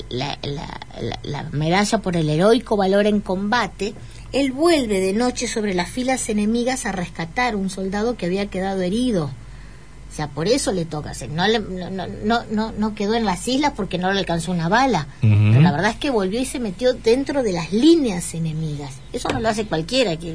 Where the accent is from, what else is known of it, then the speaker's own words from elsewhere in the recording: Entre Ríos, Argentina; cantamos entre, soy entrerriano de Linares Cardoso, ah.